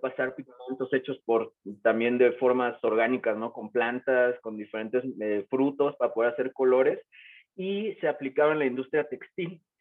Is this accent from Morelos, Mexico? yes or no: yes; Morelos, Mexico; yo soy originario de Morelos, que es un estado que está pegado a la Ciudad de México